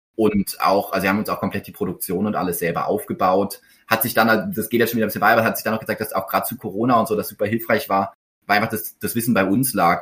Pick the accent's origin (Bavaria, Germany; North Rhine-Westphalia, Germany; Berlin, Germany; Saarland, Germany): Berlin, Germany; moved away as an adult; also born or lived in Hamburg / Karlsruhe; in Hamburg geboren, aber so früh nach Berlin gezogen, dass ich es gar nicht mehr weiß. Ähm, und dann in Berlin aufgewachsen bis zum Abi